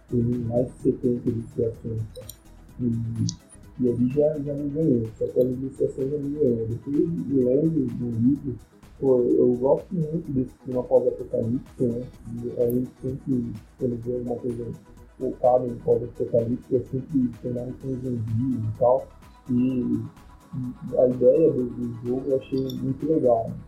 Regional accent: Santos, São Paulo, Brazil; eu sou de Santos

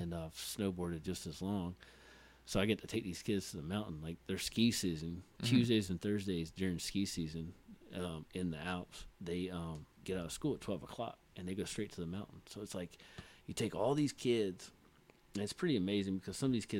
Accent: the South, United States; Hung out with the Mexicans. Hung out with the blacks. I'm from the South, so that's what they say.

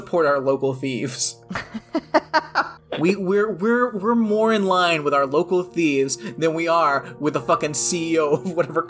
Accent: Jackson, Tennessee, United States; born or raised there; moved away

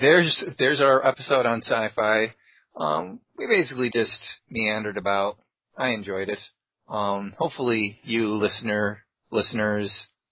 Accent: Central New York, United States; And I'm from Central New York.

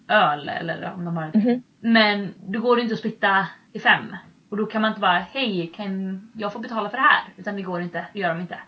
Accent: Sweden; moved away as an adult; now in United States

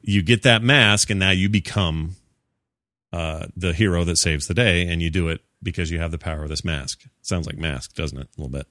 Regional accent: Utah, United States; I'm from Utah.

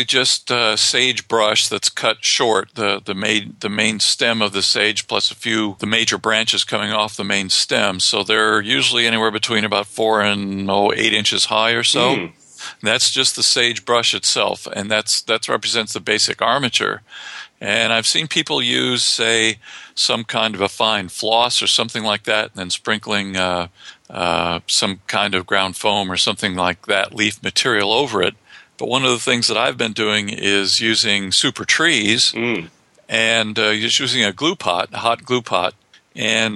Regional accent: New Mexico, United States; also born or lived in Colorado; when I was a kid growing up in New Mexico and in Colorado

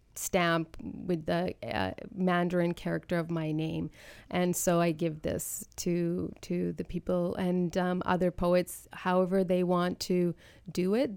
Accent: Canada; being born and raised in Canada

